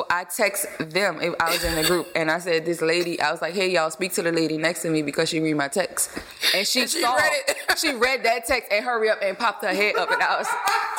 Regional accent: New Orleans, Louisiana, United States; I'm from New Orleans.

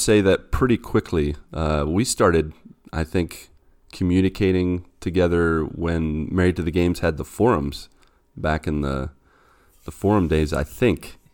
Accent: West Virginia, United States; moved away as an adult; now in Brazil; I am originally from West Virginia, and I've been here in Brazil for the past seven years

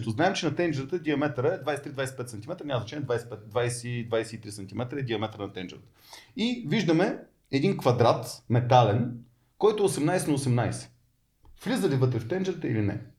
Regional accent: Gabrovo, Gabrovo Province, Bulgaria; born there; Аз поне съм роден в Каброво и не обичам да губя пари

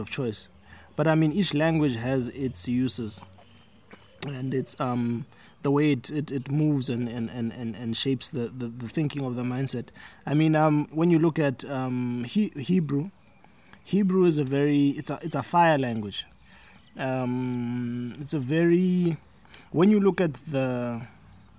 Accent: South Africa; I was born here in South Africa, so I grew up Tswana, basically, speaking Tswana, eating the foods of the Tswana culture

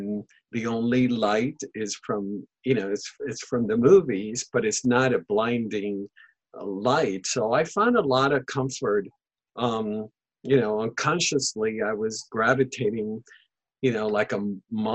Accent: Panama; first language Spanish; English is a second language; now in Santa Barbara, United States; I was born and raised in Panama, and Spanish is my first language.

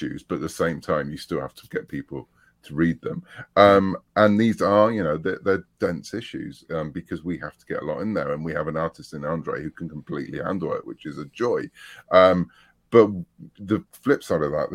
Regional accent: United Kingdom; I was brought up on Doctor Who in the UK

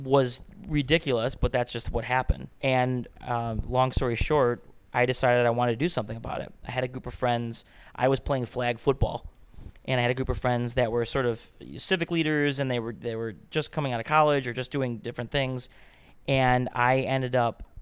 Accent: Cheektowaga, New York, United States; I'm a born and raised Western New Yorker, Buffalonian, grew up in Cheektowaga

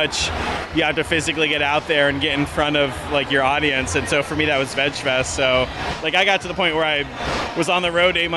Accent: Connecticut, United States; moved away as an adult; I'm from Connecticut originally, but I haven't lived there for the last 4.5 years.

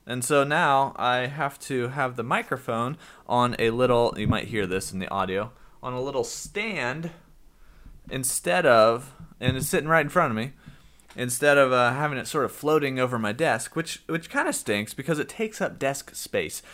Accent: United States; I'm from the United States

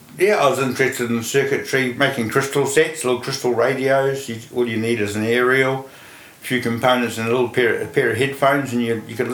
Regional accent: Dunedin, Otago, New Zealand; I was born in Dunedin, and I was there through to secondary school.

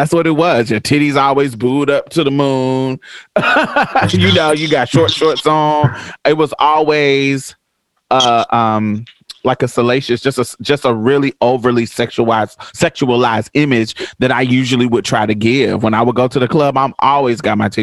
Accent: Boston, Massachusetts, United States; moved away; I grew up in Boston for a little bit.

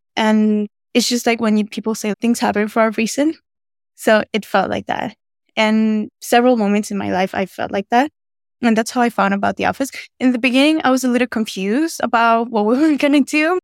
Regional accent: Venezuela; now in United States; I'm originally from Venezuela

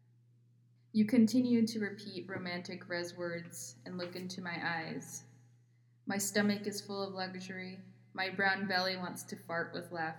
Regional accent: Flagstaff, Arizona, United States; also born or lived in Tuba City, Arizona / Navajo Nation; I'm originally from Northern Arizona. I grew up in Flagstaff, Arizona

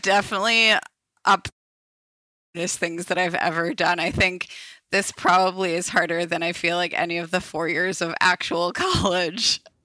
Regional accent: Minneapolis, Minnesota, United States; moved away as an adult; now in Ohio, United States; I am from Minneapolis originally

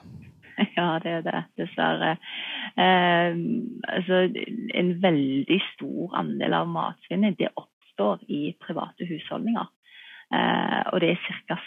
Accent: Norway; her hjemme i Norge

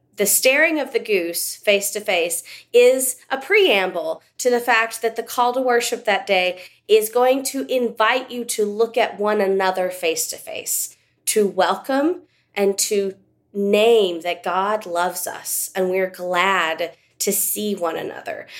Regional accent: West Texas, United States; I grew up living in West Texas

